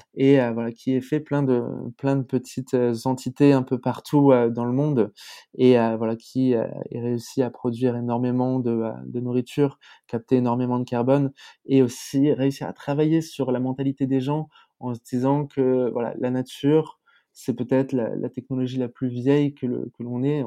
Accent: France; en tant que Français

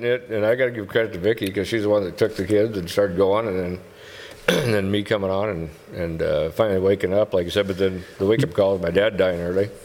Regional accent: Whiting, United States; I'm from Whiting

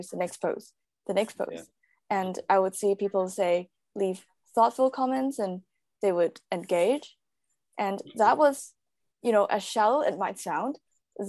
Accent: Hong Kong; moved away as an adult; now in London, United Kingdom; I'm originally from Hong Kong. So I grew up there. I was born there, grew up there. I studied there until uni, and then I moved to London.

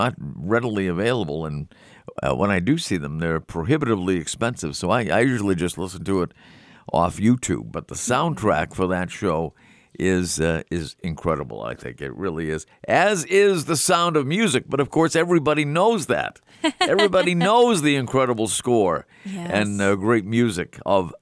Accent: Melrose, Massachusetts, United States; this variety store in Melrose, my hometown

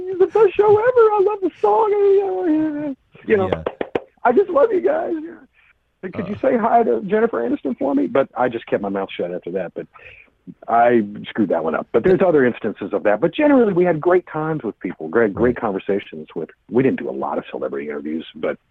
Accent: West Tennessee, United States; I grew up in West Tennessee

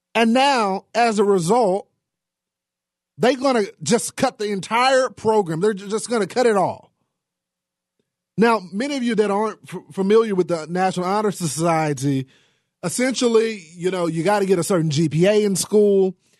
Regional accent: Texas, United States; the state of Texas, my home state

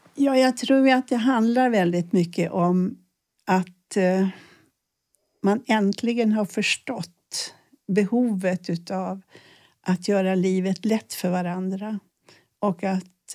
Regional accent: Sweden; jag född i ett land där man ändå inte blir skjuten om man misslyckas. Vi är rätt så trygga här

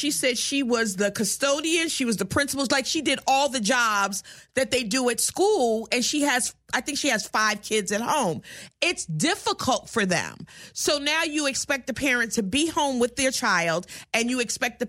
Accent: New Jersey, United States; I grew up in New Jersey

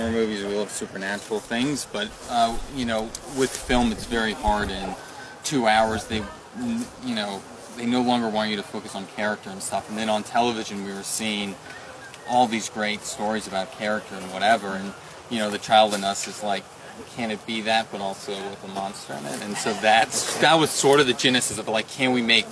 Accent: the South, United States; we're from the South

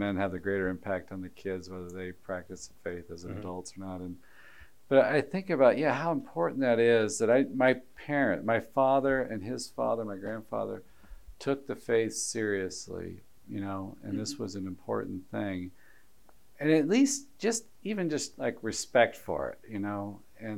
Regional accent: Alabama, United States; I grew up in Alabama

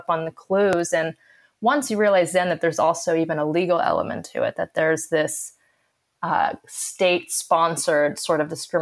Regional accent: Santa Fe, New Mexico, United States; also born or lived in California; I was born in California and moved to New Mexico when I was in fourth grade.

